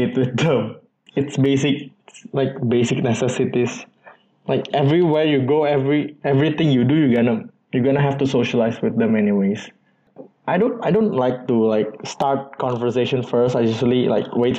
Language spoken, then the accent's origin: English; Indonesia; moved away as an adult; also born or lived in China; I'm from Indonesia